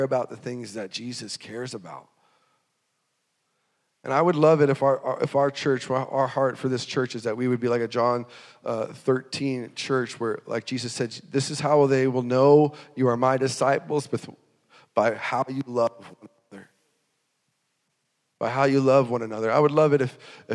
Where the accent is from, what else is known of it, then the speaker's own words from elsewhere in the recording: North Dakota, United States; we grew up in North Dakota